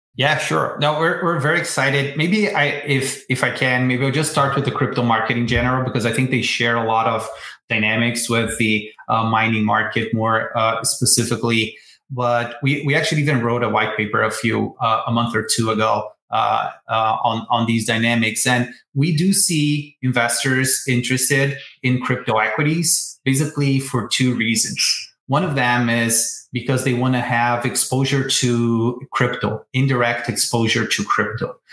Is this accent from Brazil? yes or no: yes; Brazil; moved away as an adult; now in United States; I'm originally from Brazil, born, and raised there.